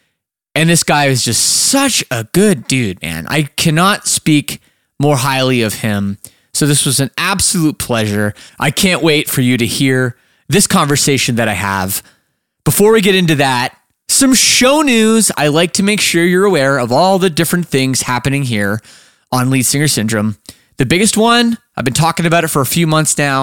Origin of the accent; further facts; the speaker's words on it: Toronto, Ontario, Canada; moved away as an adult; now in Windsor, Canada; I'm from Toronto area. Like grew up in the suburbs, lived downtown for a long time